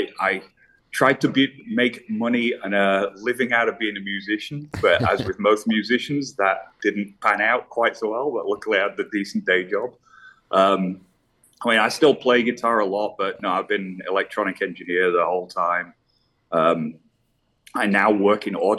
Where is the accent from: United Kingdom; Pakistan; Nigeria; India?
United Kingdom; Leeds, Yorkshire and the Humber; accent: British; moved away as an adult; now in United States; originally I'm from Leeds, West Yorkshire in England. I grew up there